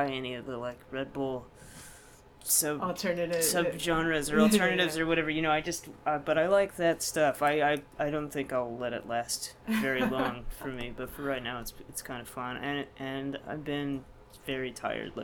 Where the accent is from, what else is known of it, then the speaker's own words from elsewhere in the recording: Texas, United States; moved away as an adult; also born or lived in Houston, Texas; now in Baltimore, United States; I grew up in Texas, where people are obsessed with food